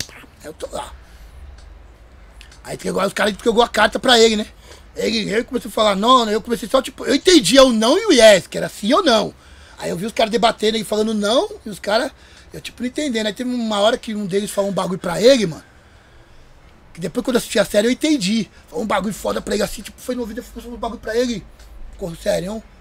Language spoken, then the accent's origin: Portuguese; Rio de Janeiro, Brazil; oh, mano, eu sou do Rio, mano.